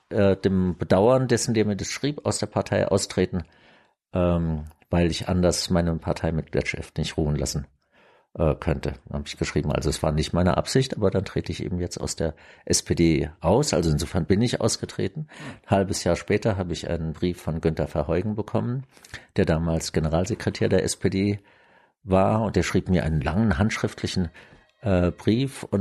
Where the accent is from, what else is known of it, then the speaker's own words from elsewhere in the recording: Germany; also ich war ja aufgewachsen im Adenauer Deutschland